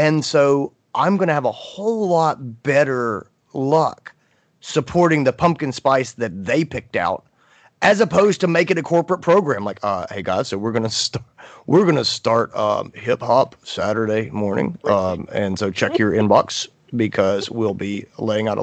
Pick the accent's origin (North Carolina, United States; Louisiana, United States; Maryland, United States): North Carolina, United States; I grew up in North Carolina